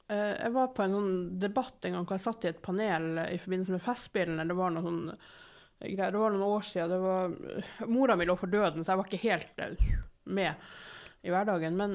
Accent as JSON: {"language": "Norwegian", "town": "Narvik", "region": "Nordland", "country": "Norway", "tie": "born or raised there", "moved": "as an adult", "lives_now": "Bergen, Norway", "said": "i Nord-Norge med læstadianere på alle kanter"}